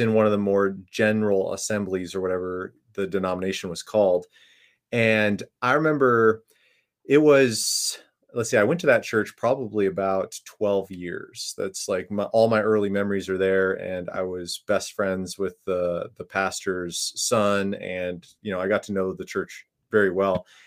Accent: Minnesota, United States; I grew up in Minne, uh, Minnesota, so very familiar with the cold and the winter there

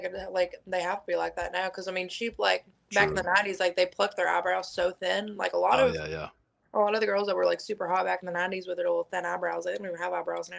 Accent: Kentucky, United States

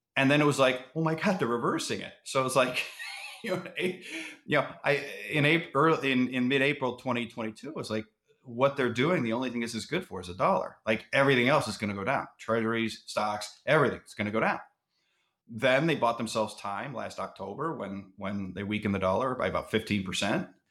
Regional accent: Cleveland, Ohio, United States; I'm from Cleveland

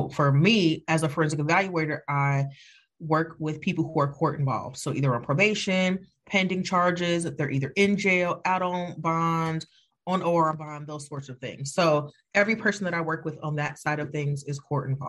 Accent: Evanston, Illinois, United States; I'm from Evanston. Y'all gonna get all of this Evanston

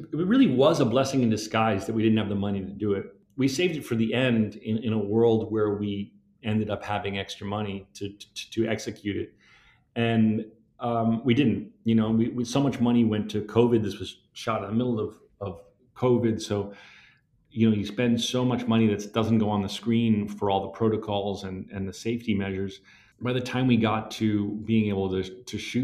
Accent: New Jersey, United States; I love my hometown

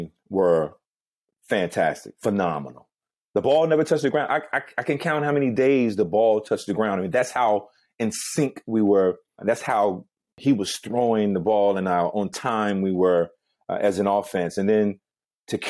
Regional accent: Gibsonville, North Carolina, United States; I went back home to my hometown, Gibsonville, North Carolina

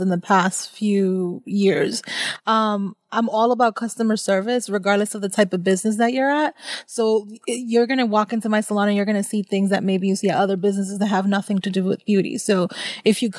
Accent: Somerville, Massachusetts, United States; moved away as an adult; also born or lived in Dorchester, Boston / Pennsylvania; now in Dominican Republic; I grew up in Somerville, Massachusetts. I left Somerville when I was 18

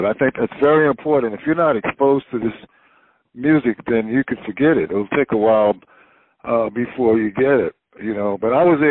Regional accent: Wilmington, North Carolina, United States; born or raised there; also born or lived in Chapel Hill, North Carolina

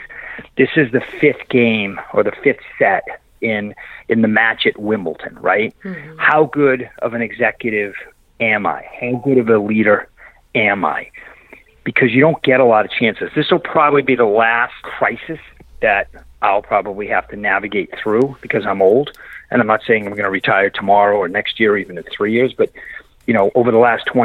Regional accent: Massachusetts, United States; now in Texas, United States; I grew up in Massachusetts. I now live in Texas, so I talk funny

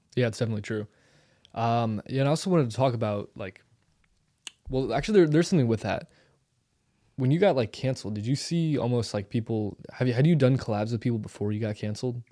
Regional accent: St. Louis, Missouri, United States; I come from Saint Louis

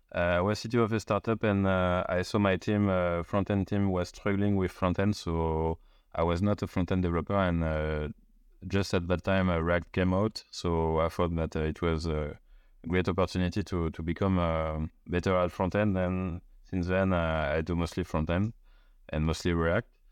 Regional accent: Paris, Île-de-France, France; I'm from Paris

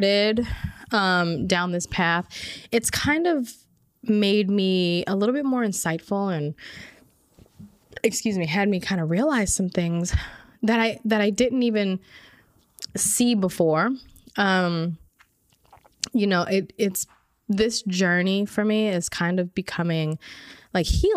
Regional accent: Orange County, California, United States; also born or lived in Inglewood, Los Angeles; I was born and raised in Orange County.

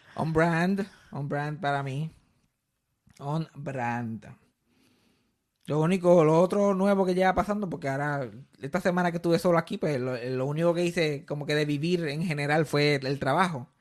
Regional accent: Puerto Rico; yo soy puertorriqueño

